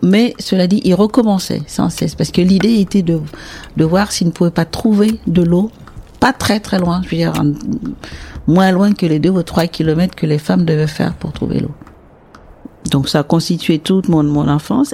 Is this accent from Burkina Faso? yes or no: yes; Sahel, Burkina Faso; now in Porquerolles, France; je suis née au Sahel, donc en Burkina Faso